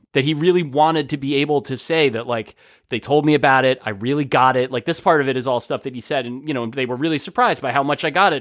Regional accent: New Jersey, United States; growing up in New Jersey

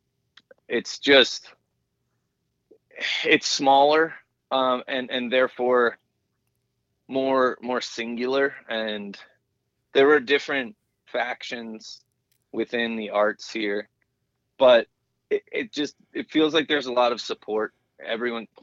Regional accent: New Hampshire, United States; also born or lived in Pennsylvania / Baldwin, Missouri / New York; now in Pittsburgh, United States; Hampshire, where I grew up hiking and skiing

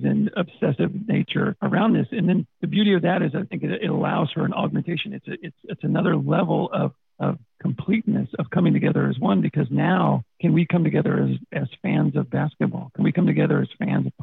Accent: Texas, United States; I'm from Texas. It doesn't take long to find out.

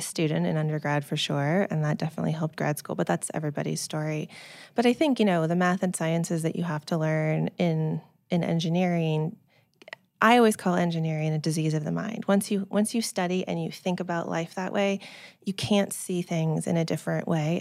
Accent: Silicon Valley, California, United States; I grew up in the Silicon Valley

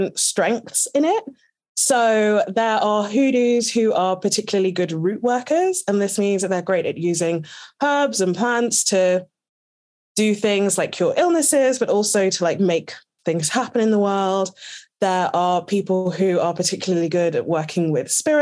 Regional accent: United Kingdom; I'm British and I'm born and raised with my mum in the UK and my mum is Jamaican.

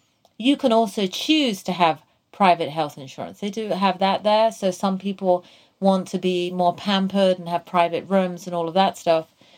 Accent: England, United Kingdom; And, you know, I came from England where we had healthcare for everyone.

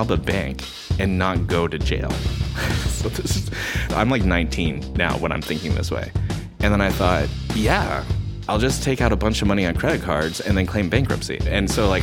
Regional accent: Seattle, Washington, United States; I grew up in West Seattle

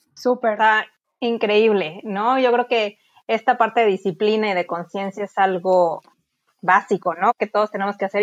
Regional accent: Cancún, Quintana Roo, Mexico; yo soy de Cancún

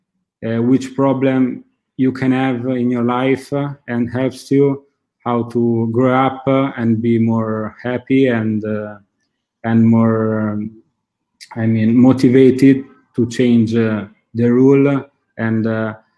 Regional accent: Italy; English is a second language; also born or lived in Australia; my family works in hotelery, and I grew up in the hotel

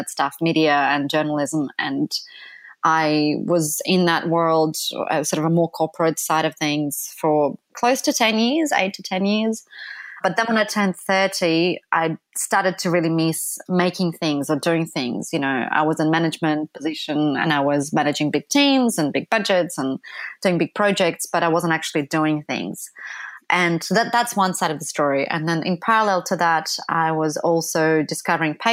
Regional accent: Ukraine; moved away; also born or lived in Poland / London; when I was growing up in Ukraine, which was early 1980s

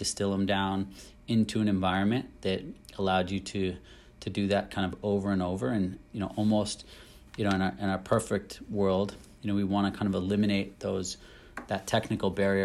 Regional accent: United States; moved away as an adult; as an American growing up wanting to be a footballer

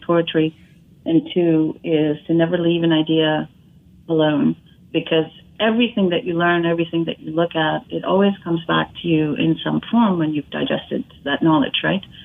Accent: Chennai, Tamil Nadu, India; moved away as an adult; also born or lived in Detroit / Pontiac / Royal Oak; now in New York, United States; I was born and raised in Chennai in India, which is, it's now called Chennai. It used to be called Madras. And I came here at the age of 18

